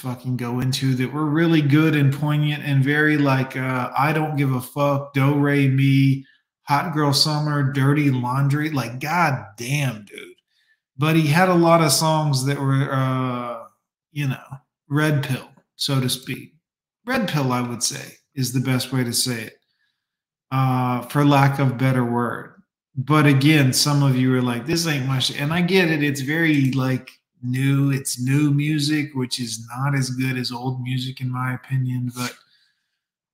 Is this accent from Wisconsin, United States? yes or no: no; Fort Lauderdale, Florida, United States; also born or lived in Miami; I grew up in Fort Lauderdale in Miami in the 90s